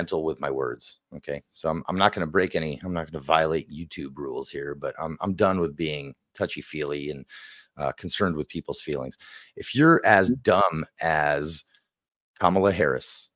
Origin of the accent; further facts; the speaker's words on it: Israel; I'm from Israel